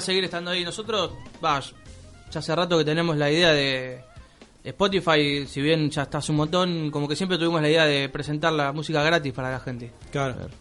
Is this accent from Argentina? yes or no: yes; Banfield, Buenos Aires Province, Argentina; Nosotros particularmente somos de Banfield más de Zamora.